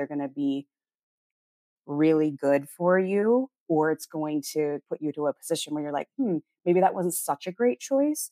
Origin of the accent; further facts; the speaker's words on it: Oregon, United States; moved away as an adult; also born or lived in North Dakota / Portland, Oregon; now in Manila, Philippines; I was born in North Dakota, but but I was raised in Oregon and that's where I spent my time.